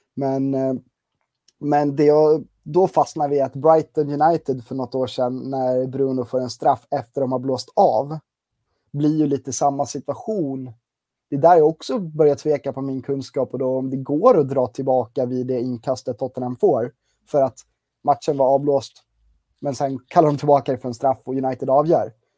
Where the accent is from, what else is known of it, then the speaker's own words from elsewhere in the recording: Gotland, Sweden; now in Uppsala, Sweden; harvat runt lite på tidningen på Gotland, eh, där jag kommer ifrån. Eh, men bor ju på fastlandet och närmare bestämt i Uppsala